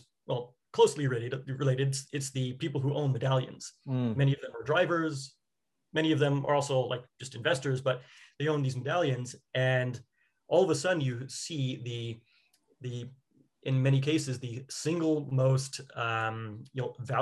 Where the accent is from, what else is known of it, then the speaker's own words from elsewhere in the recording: New York City, New York, United States; now in California, United States; I'm from New York, even though now I'm in California